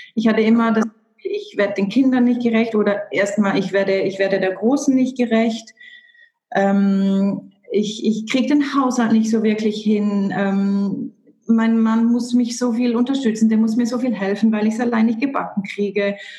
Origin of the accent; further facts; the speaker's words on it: Switzerland; Bei uns in der Schweiz